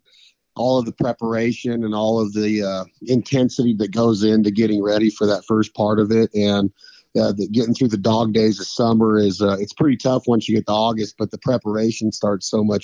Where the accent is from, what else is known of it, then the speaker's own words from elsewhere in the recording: Reno, Nevada, United States; I grew up in Reno, Nevada area